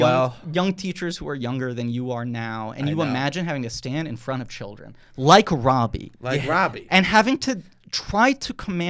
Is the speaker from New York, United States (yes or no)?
yes; New York City, New York, United States; I grew up in New York City